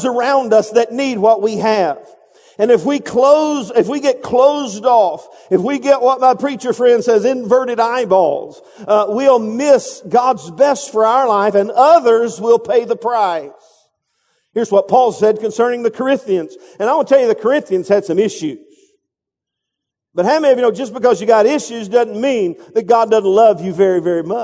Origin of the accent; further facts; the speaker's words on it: Texas, United States; I'm from Texas